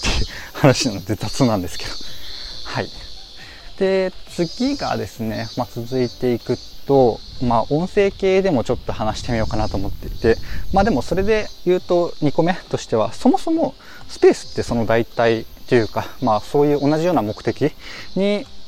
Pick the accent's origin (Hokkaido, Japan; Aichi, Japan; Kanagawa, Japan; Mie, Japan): Kanagawa, Japan; Yokohama; ま僕横浜出身なんですけど